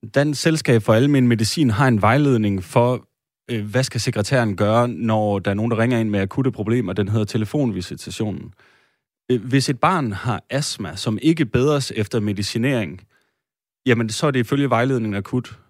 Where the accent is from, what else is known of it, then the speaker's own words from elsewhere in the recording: Denmark; Vi øh, sidder her, øh, tre etniske danskere